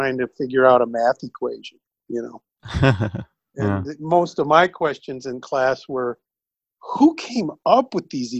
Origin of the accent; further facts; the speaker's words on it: Minneapolis, Minnesota, United States; moved away as an adult; also born or lived in Wisconsin / Illinois / California; most of my time in Minnesota and the Twin Cities. You know, high school and college